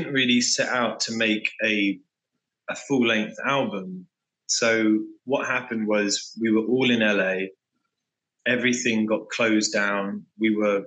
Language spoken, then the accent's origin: English; England, United Kingdom; I am an English frontman / songwriter / singer from UK-based band …